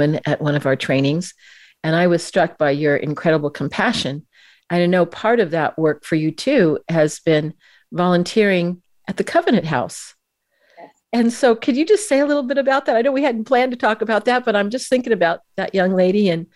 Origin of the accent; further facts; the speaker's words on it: California, United States; I'm from California.